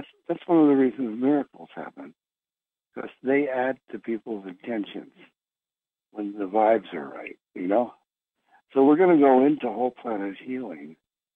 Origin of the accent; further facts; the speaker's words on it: Philadelphia, Pennsylvania, United States; I'm from Philadelphia